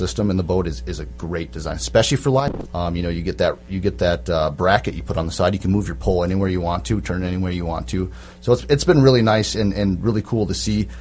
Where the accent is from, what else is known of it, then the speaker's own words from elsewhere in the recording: Baudette, Minnesota, United States; moved away as an adult; now in Bemidji, United States; I'm from Bidette. I grew up on Lake of the Woods